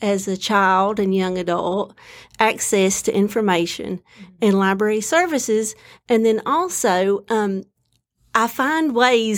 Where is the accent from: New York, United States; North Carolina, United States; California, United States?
North Carolina, United States; Lansing; moved away; also born or lived in Galax, Virginia; I grew up in Lansing, North Carolina, just about 50 miles southwest of here